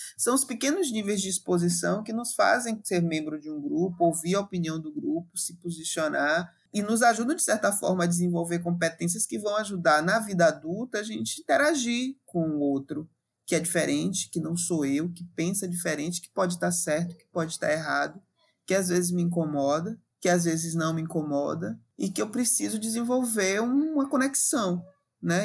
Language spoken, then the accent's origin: Portuguese; Salvador, Bahia, Brazil; Eu sou bem aqui dessa região de Salvador e do entorno da região metropolitana. Cresci em bairro popular